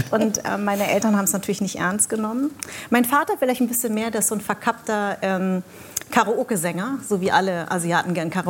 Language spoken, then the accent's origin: German; Darmstadt, Hesse, Germany; ja, ich komme wirklich aus Darmstadt.